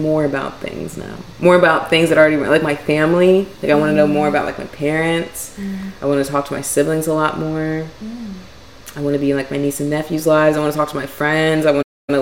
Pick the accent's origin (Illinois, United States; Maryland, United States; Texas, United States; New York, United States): Maryland, United States; outside Baltimore; also born or lived in Northwest Philadelphia, Pennsylvania; now in Philadelphia, United States; I'm from Baltimore, Maryland. My parents, well, I grew up outside of Baltimore, Maryland